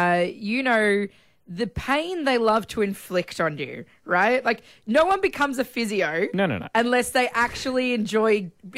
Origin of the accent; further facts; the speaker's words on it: Victoria, Australia; I was born in Victoria.